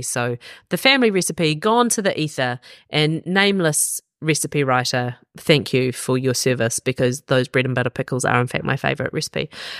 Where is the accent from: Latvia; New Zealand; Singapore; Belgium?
New Zealand; Jason Momoa, the one, the only, basically we've adopted him as a New Zealander.